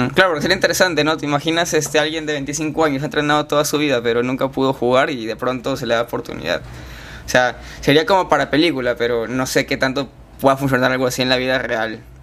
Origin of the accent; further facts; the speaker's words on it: Chiclayo, Lambayeque, Peru; moved away as an adult; yo he vivido en Chiclayo toda mi vida, hasta que acabé el colegio